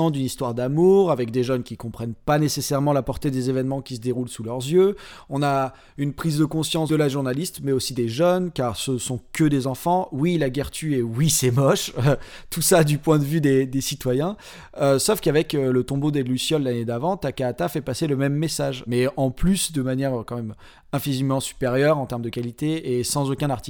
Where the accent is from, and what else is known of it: France